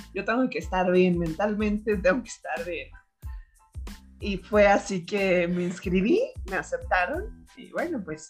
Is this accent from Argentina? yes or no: no; Mexico; also born or lived in Turin, Italy; yo soy mexicana